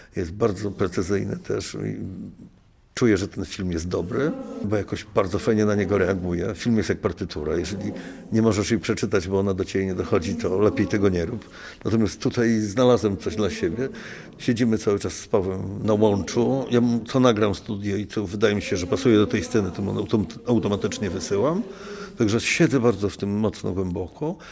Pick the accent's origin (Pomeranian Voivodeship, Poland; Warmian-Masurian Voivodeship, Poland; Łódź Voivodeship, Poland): Pomeranian Voivodeship, Poland; Gdańsk; jestem z Pomorza, jestem z Gdańska, więc to jest też jakby taki mój rejon